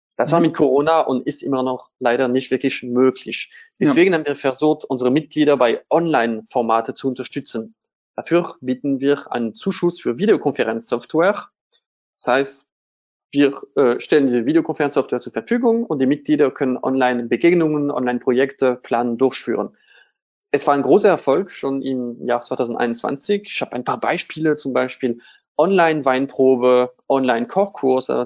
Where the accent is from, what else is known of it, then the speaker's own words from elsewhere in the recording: Strasbourg, Grand Est, France; German is a second language; moved away as an adult; now in Germany; Straßburg absolviert, das ist meine Heimatstadt.